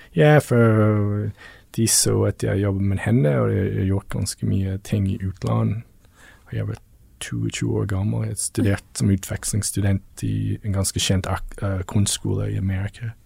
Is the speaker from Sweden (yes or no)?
no; Newfoundland and Labrador, Canada; Norwegian is a second language; now in Tveiterås, Norway; Jeg er oppvokst på, på Newfoundland.